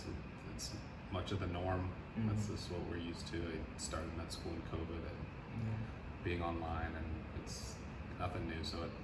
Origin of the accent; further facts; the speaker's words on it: San Antonio, Texas, United States; also born or lived in Germany / Arizona; So my parents were in the military, so I was born in Germany. Okay. And then I moved to the States when I was 2. And then we lived in Arizona for a little bit, and I moved to San Antonio when I was in first grade. So I claim San Antonio is my home.